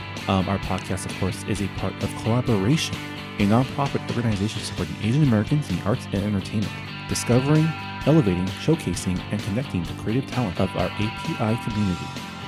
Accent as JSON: {"language": "English", "country": "Canada", "said": "I'm from Canada"}